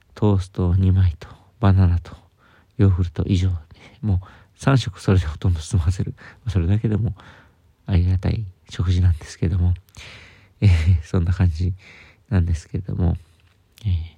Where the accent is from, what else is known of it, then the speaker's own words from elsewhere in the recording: Sapporo, Hokkaido, Japan; moved away; also born or lived in Tokyo; 僕は札幌出身